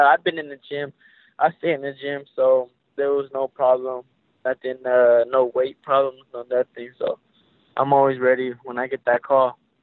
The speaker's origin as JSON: {"language": "English", "town": "Stockton", "region": "California", "country": "United States", "tie": "born or raised there", "moved": "as an adult", "lives_now": "Las Vegas, United States", "said": "I was born and raised right there in Stockton, but I just moved right here to Vegas uh, in February"}